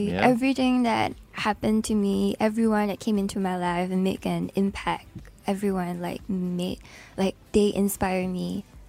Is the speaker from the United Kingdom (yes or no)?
no; Singapore; what my identity is as a Singaporean.